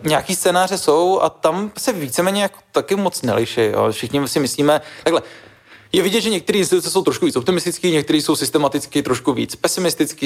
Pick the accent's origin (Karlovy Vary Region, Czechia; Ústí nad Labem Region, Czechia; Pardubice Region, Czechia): Ústí nad Labem Region, Czechia; Žatec; Já jsem z no. Ústeckého kraje, Liťák je Ústecký kraj, sice trošku ten jiný Ústecký kraj, než ten, já jsem ze Žace, takový ten jako most Chomutov, Louny